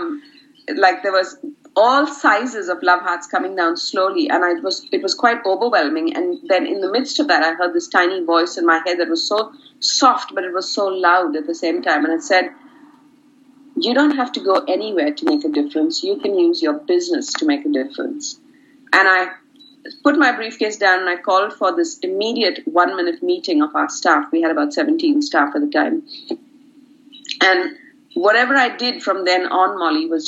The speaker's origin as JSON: {"language": "English", "country": "India", "tie": "born or raised there", "moved": "as an adult", "lives_now": "Brisbane, Australia", "said": "So I come from India, from a really very community-based neighborhood"}